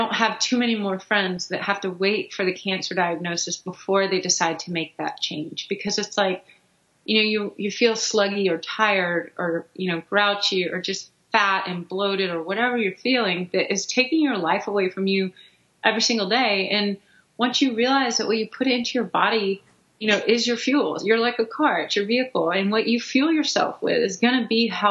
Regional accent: Houston, Texas, United States; we grew up in Houston

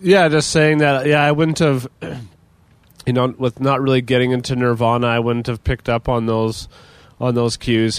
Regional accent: Dauphin, Manitoba, Canada; we came to Regina from Dauphin.

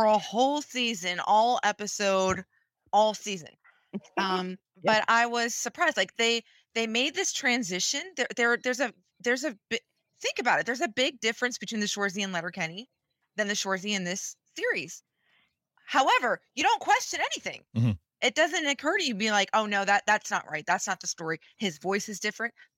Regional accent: West Virginia, United States; I'm from the States. I'm from West fucking Virginia, Ohio

